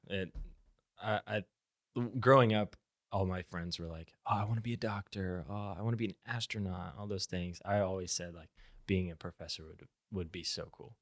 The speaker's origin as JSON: {"language": "English", "town": "Tulsa", "region": "Oklahoma", "country": "United States", "tie": "born or raised there", "said": "I'm from Tulsa"}